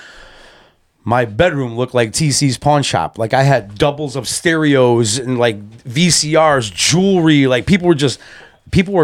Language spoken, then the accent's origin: English; Waterbury, Connecticut, United States; also born or lived in Wolcott, Connecticut; I am originally a Fairlawn boy from Waterbury, Connecticut